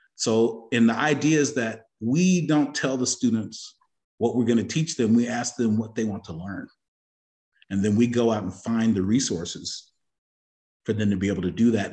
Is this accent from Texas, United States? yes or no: yes; Austin, Texas, United States; University of Texas at Austin, so I was here as a youngin', uh, in the seventies